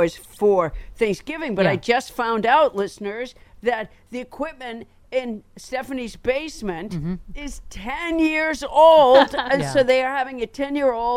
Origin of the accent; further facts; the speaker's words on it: Sudbury, Massachusetts, United States; I was raised in Sudbury, Massachusetts, a small town in Massachusetts.